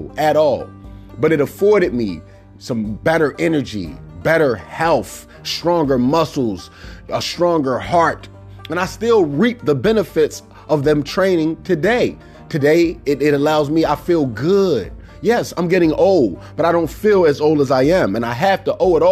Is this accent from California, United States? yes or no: no; Baltimore, Maryland, United States; growing up in Cherry Hill was not the most comforting place